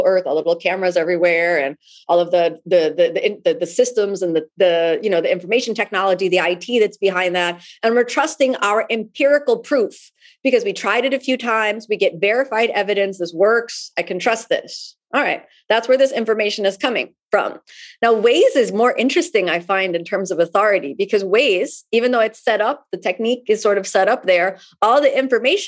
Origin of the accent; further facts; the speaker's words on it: Miami, Florida, United States; my hometown in Miami